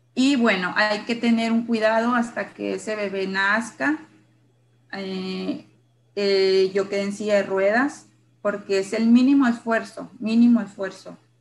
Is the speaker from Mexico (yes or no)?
yes; San Luis Río Colorado, Sonora, Mexico; Yo soy de San Luis Río, Colorado, Sonora